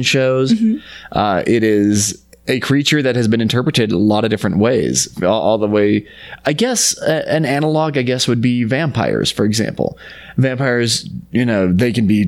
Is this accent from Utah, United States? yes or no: yes; Utah, United States; Growing up in Utah